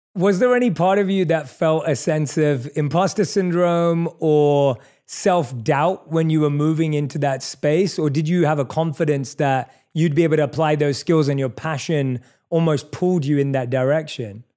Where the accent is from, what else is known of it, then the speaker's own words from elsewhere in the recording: London, United Kingdom; I'm born and raised in London